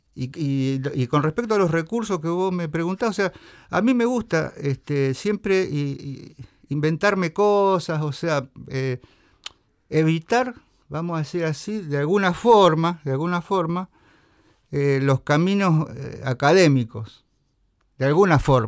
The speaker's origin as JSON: {"language": "Spanish", "town": "Venado Tuerto", "region": "Santa Fe", "country": "Argentina", "moved": "yes", "lives_now": "Rosario, Argentina", "said": "soy de Venado Tuerto pero resido en Rosario"}